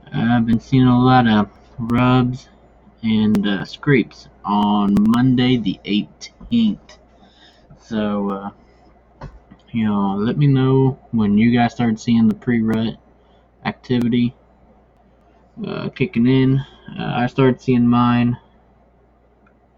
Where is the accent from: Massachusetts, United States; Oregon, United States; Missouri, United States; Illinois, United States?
Missouri, United States; I am from Missouri